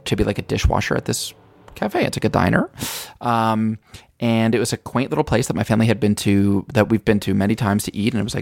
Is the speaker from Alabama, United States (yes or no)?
no; Albany, New York, United States; moved away; my hometown Albany